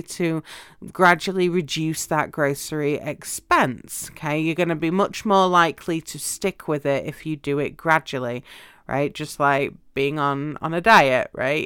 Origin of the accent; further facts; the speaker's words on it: United Kingdom; moved away as an adult; now in United States; where I lived in the U K, when I was a, um, at university in one city and then I would travel home because I had a job in my hometown